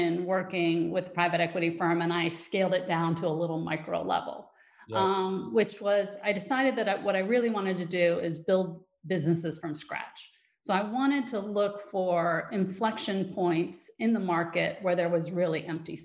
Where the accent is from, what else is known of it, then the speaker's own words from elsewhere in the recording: Western New York, United States; also born or lived in Southern Africa; I grew up in Western New York and went to Cornell